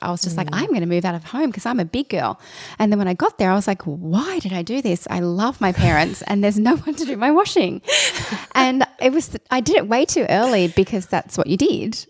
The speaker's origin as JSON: {"language": "English", "town": "Sydney", "region": "New South Wales", "country": "Australia", "tie": "born or raised there", "said": "I grew up out in Dural, which is for people that aren't from Sydney"}